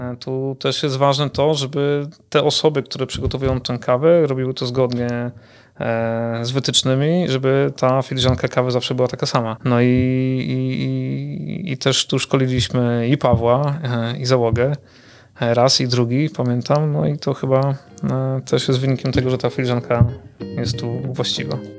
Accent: Kuyavian-Pomeranian Voivodeship, Poland; jako mieszkaniec e, tego regionu

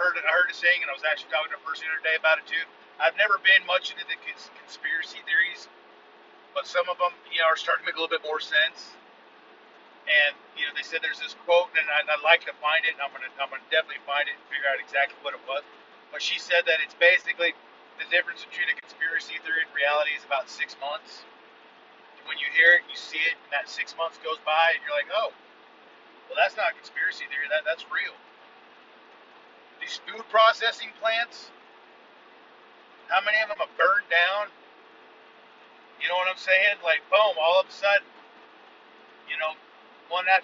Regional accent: United States; I'm unapologetically American.

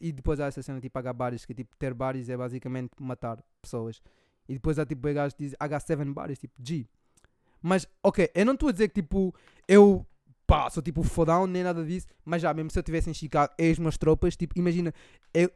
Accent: Angola; moved away; eu cresci, estão a ver, em Angola

